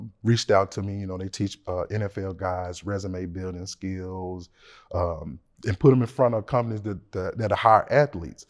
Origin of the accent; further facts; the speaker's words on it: Memphis, Tennessee, United States; I'm from Memphis, Tennessee